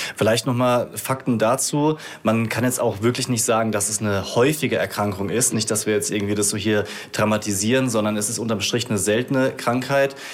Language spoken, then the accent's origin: German; Rhineland-Palatinate, Germany; ich habe dann halt zu meinen Wurzeln zurückgefunden, weil ich komme aus der Pfalz